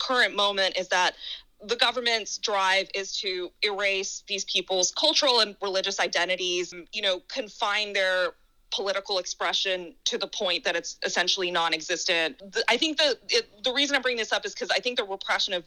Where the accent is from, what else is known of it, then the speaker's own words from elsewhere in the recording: United States; I'm an American